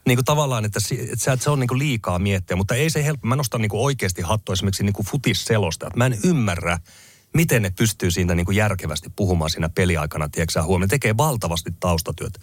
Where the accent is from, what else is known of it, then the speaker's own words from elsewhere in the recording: Finland; moved away; also born or lived in England; mä muutettiin takaisin Suomeen